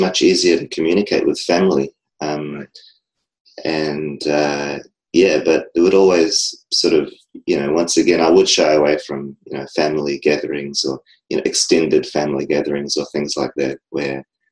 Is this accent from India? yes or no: no; New Zealand; I'm from New Zealand.